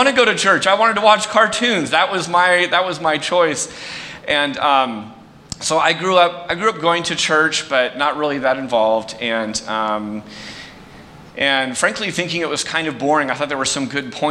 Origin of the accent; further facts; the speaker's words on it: San Jose, California, United States; I grew up in San Jose. I went to Prospect High School, not too far from here